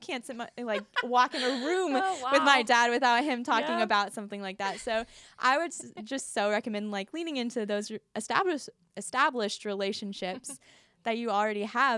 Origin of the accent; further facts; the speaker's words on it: the Bible Belt, United States; Can you tell I grew up in the Bible Belt?